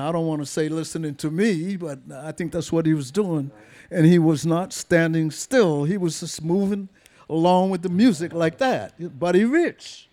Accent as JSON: {"language": "English", "town": "Boston", "region": "Massachusetts", "country": "United States", "tie": "born or raised there", "said": "that's where I was born, in Boston. Massachusetts."}